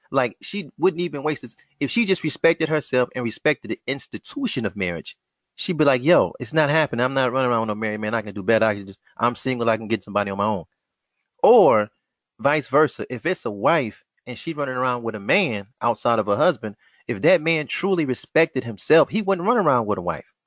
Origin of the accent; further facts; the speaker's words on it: United States; Black American males raised, born, living, moving in the wilderness of North America